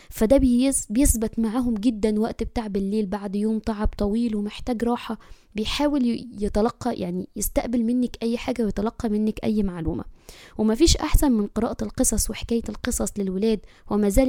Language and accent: Arabic; Egypt; أنا مصرية عمري 34 سنة أم البنوتين ربنا يبارك فيهم واحدة 10 سنوات واحدة 6 سنوات